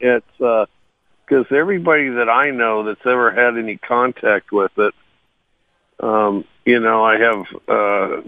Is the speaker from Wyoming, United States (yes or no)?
yes; Cody, Wyoming, United States; moved away; I grew up in Cody, Wyoming.